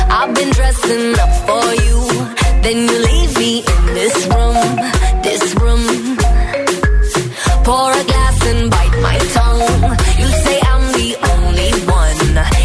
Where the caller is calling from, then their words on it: Canary Islands, Spain; Hola agitadores … de Gran Canaria